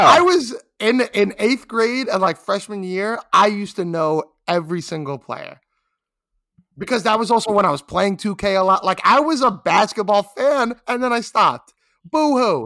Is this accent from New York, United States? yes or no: yes; New York City, New York, United States; I'm a New Yorker